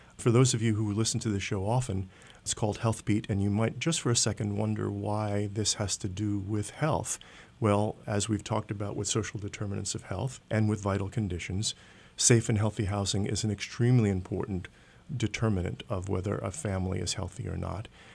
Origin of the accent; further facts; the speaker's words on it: New York City, New York, United States; I grew up in New York City at a time of urban renewal